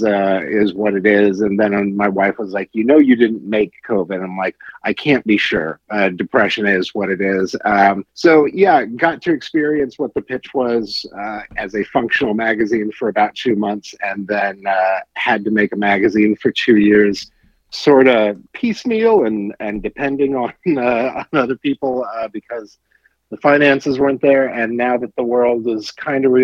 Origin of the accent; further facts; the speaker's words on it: Salina, Kansas, United States; also born or lived in Los Angeles, California; now in Kansas City, United States; I grew up in Salina, Kansas, right in the middle of Kansas